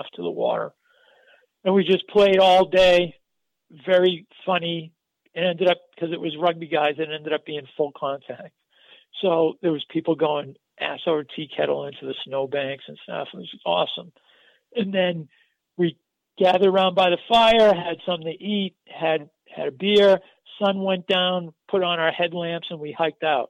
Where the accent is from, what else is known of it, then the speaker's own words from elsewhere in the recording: Methuen, Massachusetts, United States; I grew up in Methuen, Massachusetts